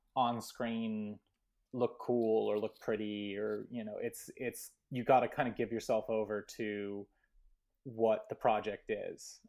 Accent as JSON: {"language": "English", "area": "Portales", "region": "New Mexico", "country": "United States", "tie": "born or raised there", "said": "I grew up in Portland, New Mexico"}